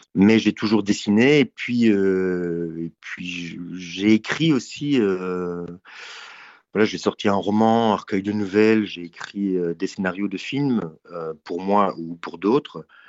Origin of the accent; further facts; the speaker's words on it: Belgium; c'est, le pays euh, où je suis né. Euh, après, je considère plutôt comme un citoyen du monde, mais il se trouve que géographiquement, je suis en Belgique